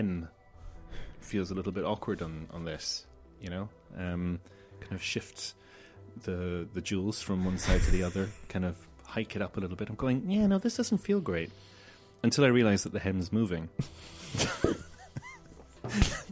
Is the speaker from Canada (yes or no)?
no; Malta; now in Ireland; growing up in Malta